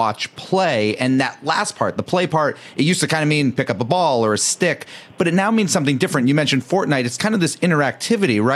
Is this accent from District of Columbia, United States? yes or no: no; Boston, Massachusetts, United States; I grew up in Boston